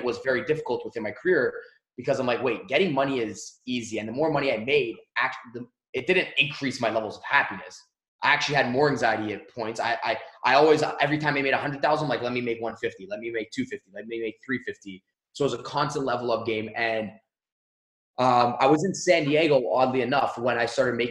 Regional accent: Mississauga, Ontario, Canada; I grew up in Canada, and I grew up in a small city called Mississauga

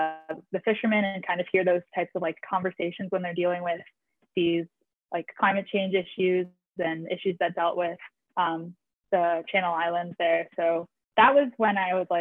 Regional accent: New Jersey, United States; moved away as an adult; also born or lived in North Carolina / Hawaii; I grew up in New Jersey

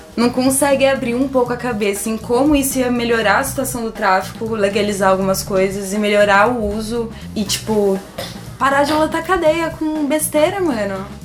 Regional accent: Tupã, São Paulo, Brazil; na cidade que eu nasci, em Tupã

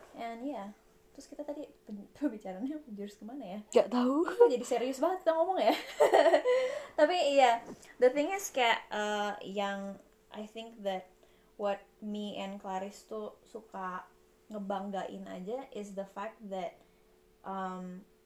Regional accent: Indonesia; moved away as an adult; now in Coventry, United Kingdom; kita dari Indonesia

